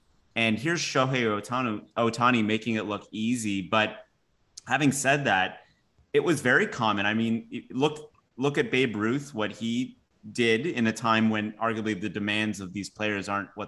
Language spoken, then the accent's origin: English; Toronto, Ontario, Canada; we're from Toronto